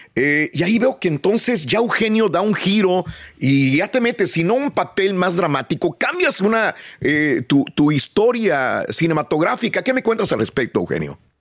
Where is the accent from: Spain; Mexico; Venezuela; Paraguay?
Mexico; Matamoros, Tamaulipas; Soy nacido en Matamoros, estudié en la escuela eh, Josefina Menchaca hasta el sexto año